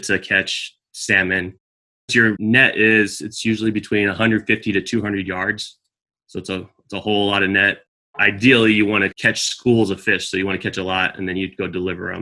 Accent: California, United States; moved away as an adult; now in Alaska, United States; I grew up in California

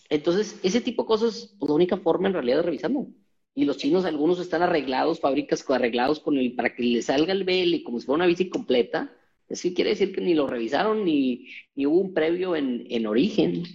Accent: Mexico; como mexicanos

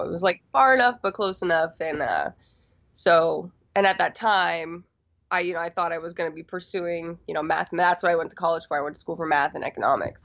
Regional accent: Florida, United States; moved away as an adult; also born or lived in Washington, D.C.; now in Los Angeles, United States; I am originally from Florida

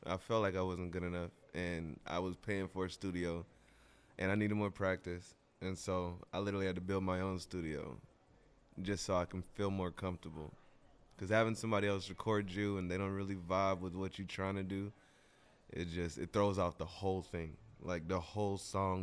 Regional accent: Oklahoma, United States; now in New York, United States

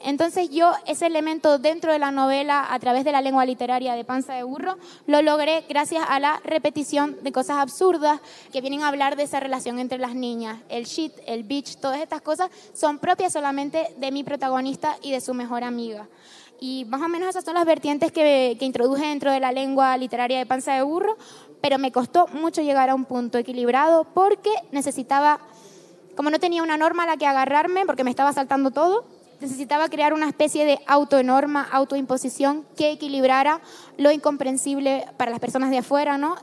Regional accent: Canary Islands, Spain; moved away as an adult; also born or lived in Madrid; yo salí de la isla, pero me dejé el corazón en la isla

